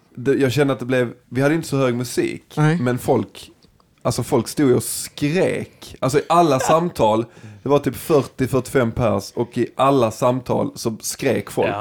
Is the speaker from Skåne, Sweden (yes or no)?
yes; Dalby, Skåne, Sweden; jag är ju från Dalby